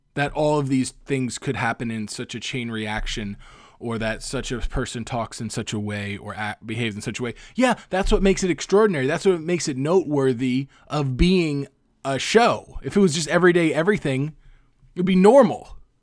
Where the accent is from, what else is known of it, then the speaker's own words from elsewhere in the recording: Cape Coral, Florida, United States; now in Los Angeles, United States; in Cape Coral, my hometown